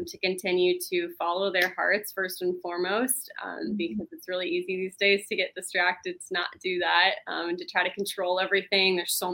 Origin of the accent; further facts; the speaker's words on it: Los Angeles, California, United States; also born or lived in Canada; I grew up in Los Angeles and my dad was in the film industry